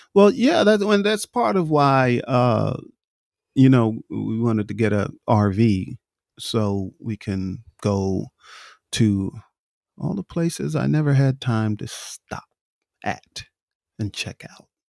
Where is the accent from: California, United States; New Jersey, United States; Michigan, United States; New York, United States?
New York, United States; moved away; I grew up in New York